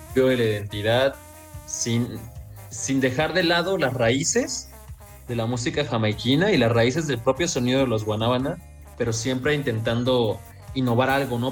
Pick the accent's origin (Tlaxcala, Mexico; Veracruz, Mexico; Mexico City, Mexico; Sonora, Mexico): Veracruz, Mexico; yo soy de Veracruz